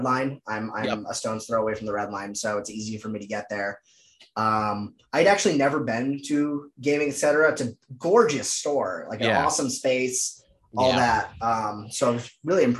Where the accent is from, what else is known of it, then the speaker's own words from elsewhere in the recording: Dedham, Massachusetts, United States; also born or lived in Dorchester, Boston; now in Boston, United States; I'm from Dedham originally, just south of the legal limits of the city of Boston